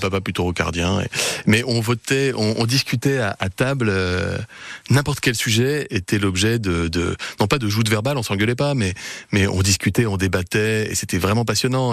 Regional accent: Gières, Auvergne-Rhône-Alpes, France; also born or lived in Paris; c'est là où j'ai grandi, hein, dans un appartement rue Pasteur

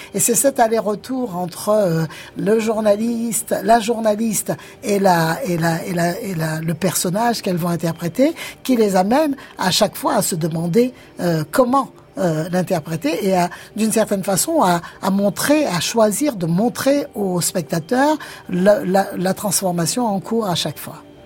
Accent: Guadeloupe; je viens de la Guadeloupe

